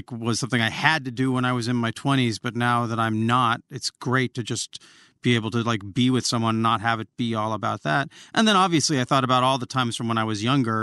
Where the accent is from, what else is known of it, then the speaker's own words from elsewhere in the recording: Olympia, Washington, United States; I grew up in Olympia, Washington, and Riot Girl culture